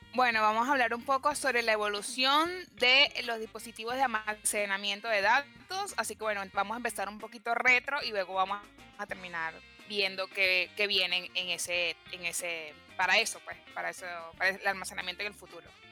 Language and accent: Spanish; Venezuela; also born or lived in Villa Crespo, Buenos Aires; now in Buenos Aires, Argentina